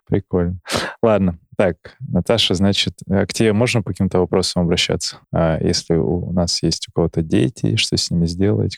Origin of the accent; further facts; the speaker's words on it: Barnaul, Altai Krai, Russia; хоть и из Барнаула, и у нас там тоже достаточно природы разные